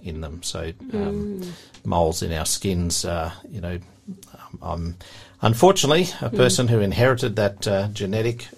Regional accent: Tasmania, Australia; also born or lived in Queensland; I was actually born in Queensland, but I've lived in Tasmania since I was young

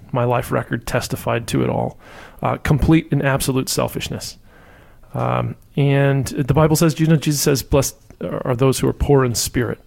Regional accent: Orlando, Florida, United States; also born or lived in Key West, Florida; originally from Key West, Florida, and I grew up in Orlando

